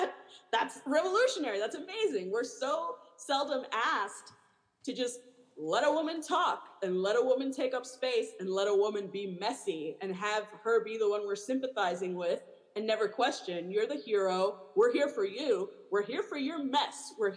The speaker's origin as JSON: {"language": "English", "town": "Miami", "region": "Florida", "country": "United States", "tie": "born or raised there", "said": "when I was growing up in Miami, a poor family"}